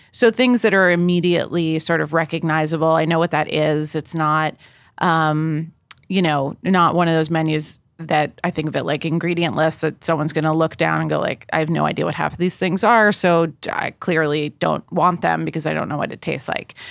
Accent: East Coast, United States; I grew up on the East Coast.

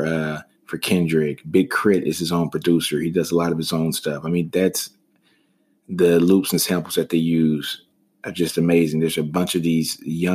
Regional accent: the South, United States; I'm from the South

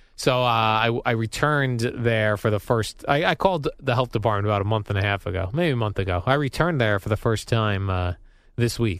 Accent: Colonia, New Jersey, United States; I grew up in Colonia, New Jersey, nice little suburb

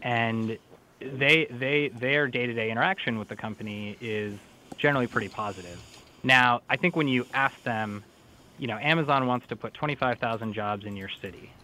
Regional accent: St. Paul, Minnesota, United States; Minnesota is actually my home state. I grew up in St. Paul.

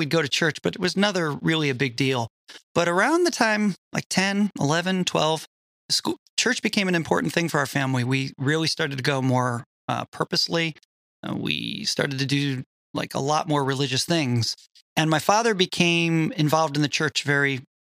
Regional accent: Connecticut, United States; I was raised Roman Catholic in Connecticut

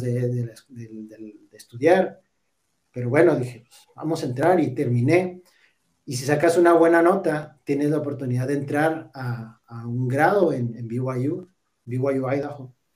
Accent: Parral, Chihuahua, Mexico; moved away; also born or lived in Cuauhtémoc, Chihuahua; nacimos en, en Parral

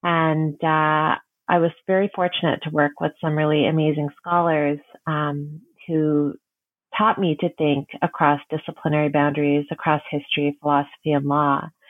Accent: Nairobi, Kenya; born there; So I was born in Nairobi, Kenya. My family was part of the late 19th century migration across the Indian Ocean from Gujarat to Mombasa

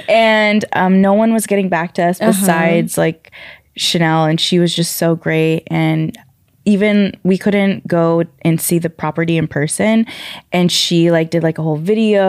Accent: Seattle, Washington, United States; moved away as an adult; now in Los Angeles, United States; so I am originally from Seattle, Washington. I moved here.

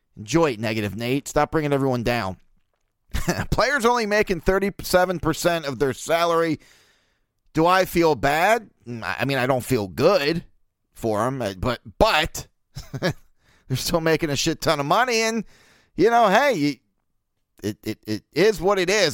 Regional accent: Baltimore, Maryland, United States; born and raised in Baltimore

